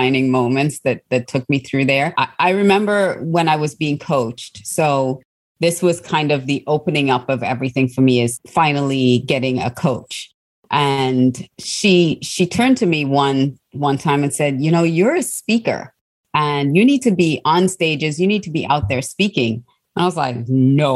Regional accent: Australia; also born or lived in Trinidad; I was born in Trinidad and I grew up in Australia

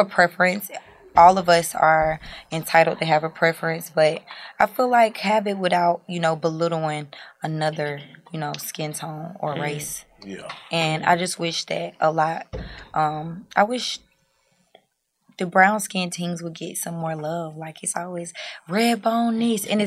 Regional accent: North Carolina, United States; I'm from North Carolina

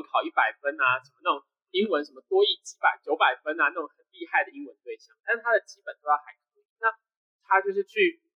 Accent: Taiwan; 我们台湾人

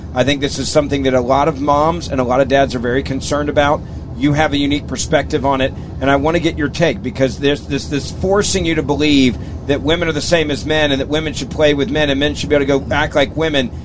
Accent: Memphis, Tennessee, United States; I grew up in Memphis, Tennessee

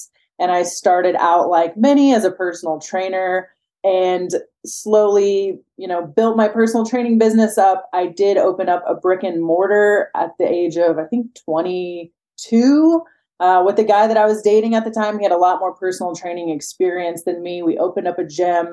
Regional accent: Midwest, United States; moved away as an adult; now in Las Vegas, United States; I grew up in the Midwest

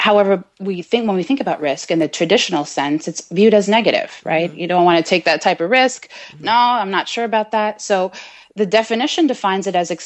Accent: Canada; also born or lived in Jamaica / Trinidad; So I live in Montreal, Canada. Uh-huh. So I'm a Canadian girl. And I represent for the island of Jamaica. And I also have heritage in Trinidad.

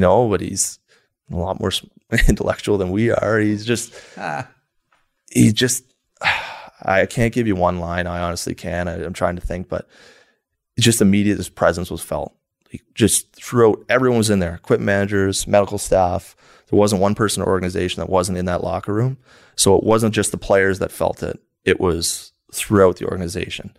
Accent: New Brunswick, Canada; growing up in New Brunswick, it's small area. Played my whole minor hockey there

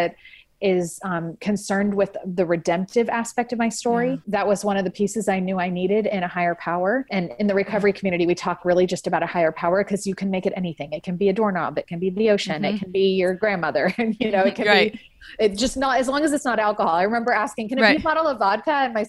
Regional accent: California, United States; I grew up in the San Francisco Bay Area

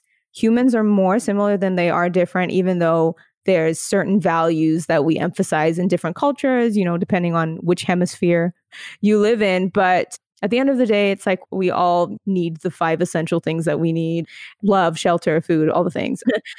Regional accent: Alberta, Canada; The prairies, I'm like a prairie girl for sure.

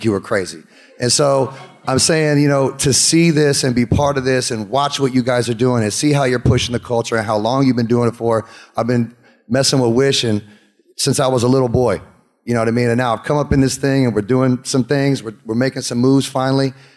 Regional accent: Atlanta, Georgia, United States; I was born in Atlanta

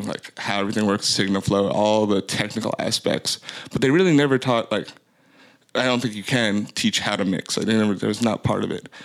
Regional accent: Florida, United States; moved away as an adult; also born or lived in Queens, New York / Bronx, New York; now in Atlanta, United States; My formative years were in a really terrible place called Florida. Called Florida, and then I lived there until I was out of college

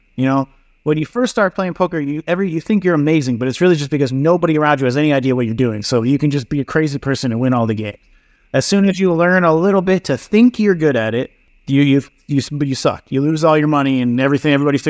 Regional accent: East Coast, Canada; now in Vancouver, Canada; So I moved out here to Vancouver. I was from the East Coast, much poorer though back there. Not a lot of businesses, not a lot of opportunity and shit.

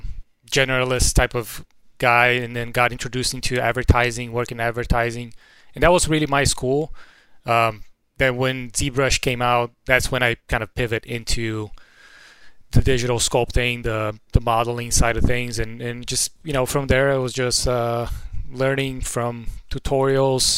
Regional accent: Brazil; I'm from Brazil. I grew up in Brazil.

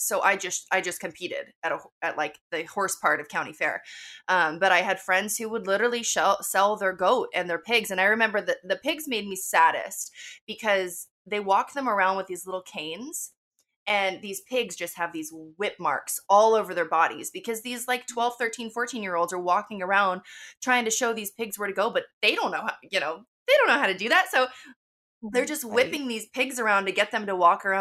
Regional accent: Wilton, California, United States; I was raised in Sacramento, actually more specifically in Wilton, which is kind of a, like, small rural area

